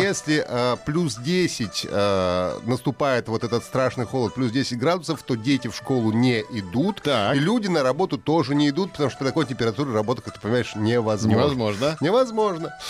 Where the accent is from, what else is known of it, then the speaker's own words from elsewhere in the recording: Russia; я из России